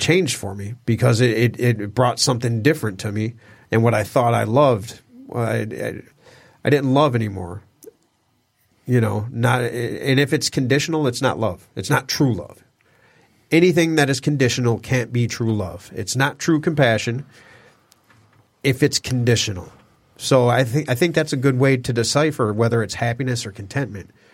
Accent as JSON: {"language": "English", "town": "Detroit", "region": "Michigan", "country": "United States", "tie": "born or raised there", "also_born_or_lived": "Hollywood", "moved": "yes"}